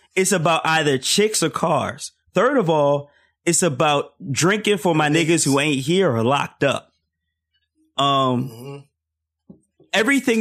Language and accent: English; Philadelphia, Pennsylvania, United States; I grew up in Philly